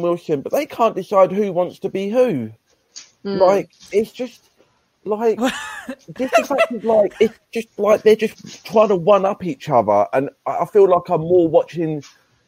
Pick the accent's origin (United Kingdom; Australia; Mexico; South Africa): United Kingdom; England; I'm English